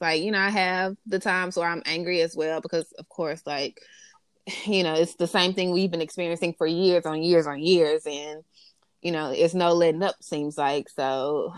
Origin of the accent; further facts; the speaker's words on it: Greenville, Mississippi, United States; we're from Greenville, Mississippi